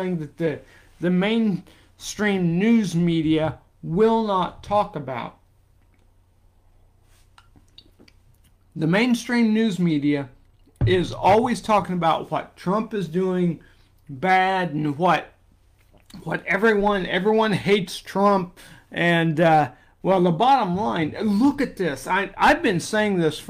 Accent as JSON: {"language": "English", "region": "Indiana", "country": "United States", "tie": "born or raised there", "said": "my home state of Indiana"}